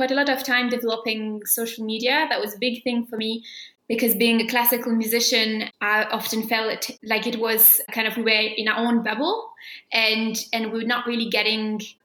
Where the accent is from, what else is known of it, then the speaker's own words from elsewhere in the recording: south of France, France; at the National Conservatory of Music in my hometown in the south of France